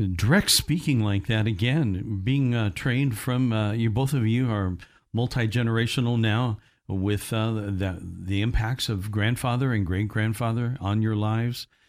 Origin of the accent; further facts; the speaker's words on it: Indiana, United States; accent: Midwest; moved away; my hometown in Indiana